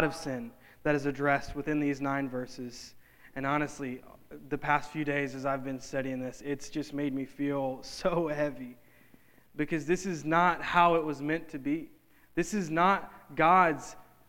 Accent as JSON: {"language": "English", "region": "North Louisiana", "country": "United States", "tie": "born or raised there", "said": "in my hometown, in North Louisiana"}